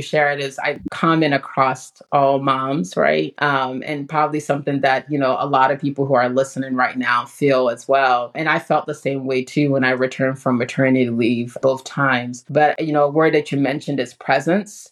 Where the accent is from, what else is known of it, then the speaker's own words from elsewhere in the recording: Ghana; moved away; the community that I grew up in Ghana